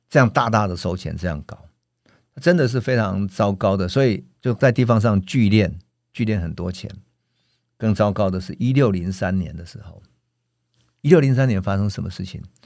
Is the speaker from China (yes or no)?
no; Taiwan; 我们作为台湾人的想法